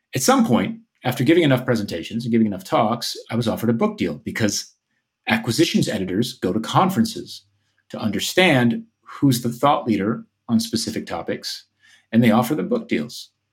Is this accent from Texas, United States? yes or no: no; outside of New York City, New Jersey, United States; moved away as an adult; which is where I grew up in New Jersey, outside of New York City